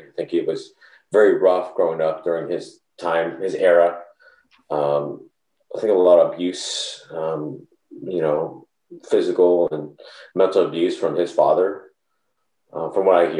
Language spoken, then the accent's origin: English; Columbus, Indiana, United States; moved away; also born or lived in California; I grew up in Columbus, Indiana. Current population, I think, is around 20,000. Back then when I was growing up, I was a kid, probably around 15,000.